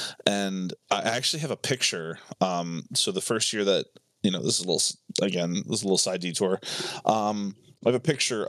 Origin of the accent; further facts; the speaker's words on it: Tampa Bay, Florida, United States; born there; Yeah, no, I was born in Tampa Bay, Florida.